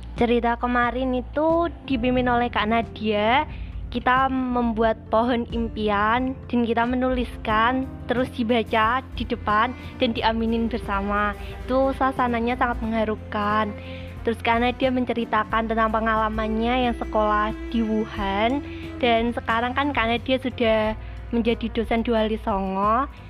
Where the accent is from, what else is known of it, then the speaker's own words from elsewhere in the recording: Jepara, Central Java, Indonesia; Saya berasal dari Sumanding, Kebang, Jepara